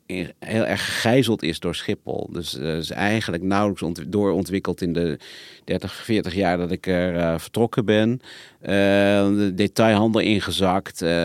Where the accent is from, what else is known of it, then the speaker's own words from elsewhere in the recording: Zwanenburg, North Holland, Netherlands; moved away; ik ben zelf opgegroeid in, uh, in Zwanenburg